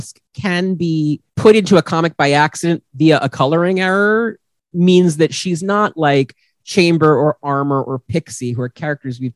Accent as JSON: {"language": "English", "country": "United States", "said": "we're all American here"}